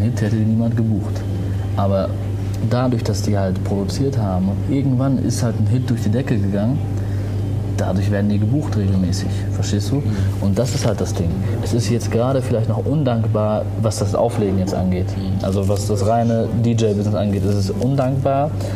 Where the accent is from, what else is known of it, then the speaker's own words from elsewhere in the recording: Germany; also born or lived in Tunisia; ich bin aus Tunesien, meine Eltern sind aus Tunesien, ich bin hier geboren